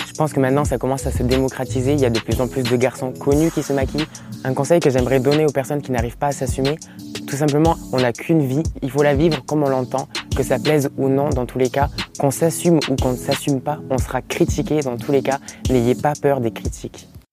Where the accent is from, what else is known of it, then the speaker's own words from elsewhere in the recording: Montpellier, Occitania, France; Je suis né à Montpellier, j'ai eu une enfance totalement tranquille